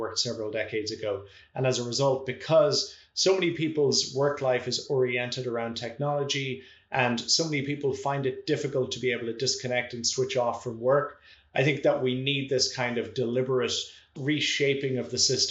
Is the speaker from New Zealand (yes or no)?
no; Ireland; moved away as an adult; now in Toronto, Canada; my home country of Ireland